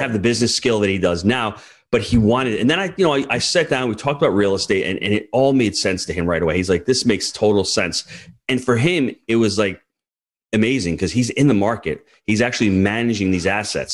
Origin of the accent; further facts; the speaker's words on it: New York, United States; as a New Yorker